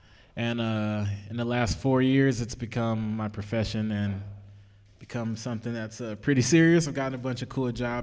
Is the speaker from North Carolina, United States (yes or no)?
no; Texas, United States; moved away as an adult; now in Los Angeles, United States; I'm just like from Texas